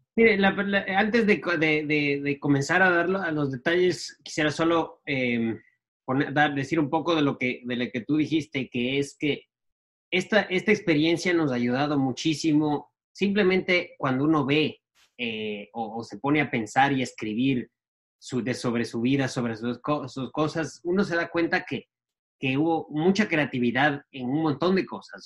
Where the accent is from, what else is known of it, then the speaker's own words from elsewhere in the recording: Ecuador; soy un em, ecuatoriano de 40 años. Em, eh, nací, en, Ecuador y estudié en, un colegio ah, americano